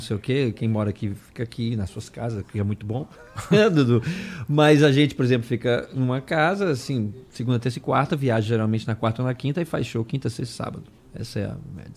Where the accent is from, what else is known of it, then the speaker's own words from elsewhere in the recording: Brasília, Federal District, Brazil; moved away; me tiraram de Brasília, eu sou o único que não sou de São Paulo